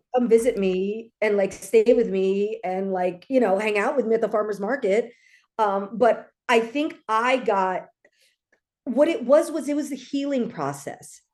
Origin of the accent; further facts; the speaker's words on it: Los Angeles, California, United States; I grew up in L A, so there are a lot of Filipinos here